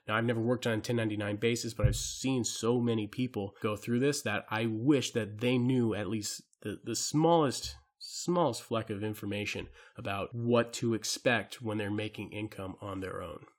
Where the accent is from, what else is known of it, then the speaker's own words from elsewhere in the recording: Hawaii, United States; I'm from Hawaii